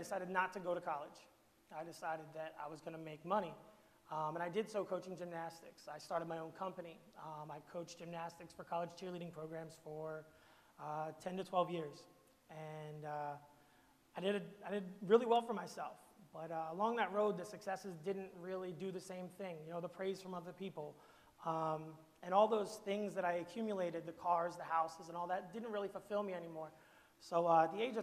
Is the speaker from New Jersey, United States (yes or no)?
yes; Camden, New Jersey, United States; I'm from Camden, New Jersey